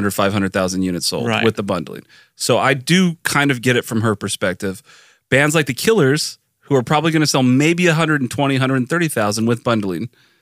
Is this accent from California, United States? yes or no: yes; Southern California, United States; I grew up in Southern California.